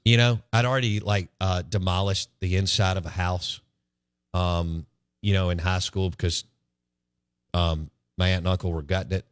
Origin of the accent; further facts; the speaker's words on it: Jackson, Mississippi, United States; growing up in Bellhaven